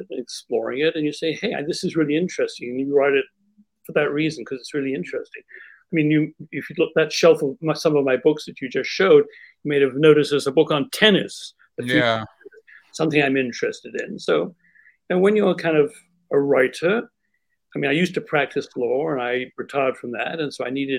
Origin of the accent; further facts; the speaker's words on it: Winnipeg, Manitoba, Canada; I grew up in the Winnipeg Jewish community, Winnipeg, Manitoba, Canada